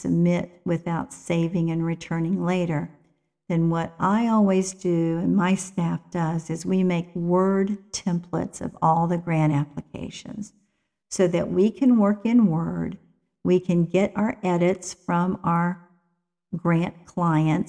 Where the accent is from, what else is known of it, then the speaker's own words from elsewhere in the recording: West Virginia, United States; I'm from West Virginia, so sometimes I have to watch my vocabulary and my grammar